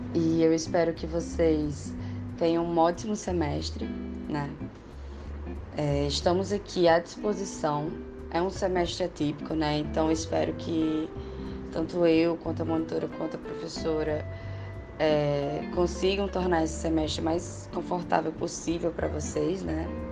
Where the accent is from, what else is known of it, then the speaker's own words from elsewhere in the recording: Natal, Rio Grande do Norte, Brazil; eu sou de Natal, né? Sou do Rio Grande do Norte, nordestina